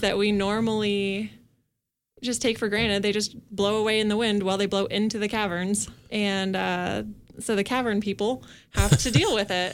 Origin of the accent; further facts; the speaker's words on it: Kansas, United States; moved away; I'm from Kansas, and in my twenty-seven years, I have never experienced an earthquake.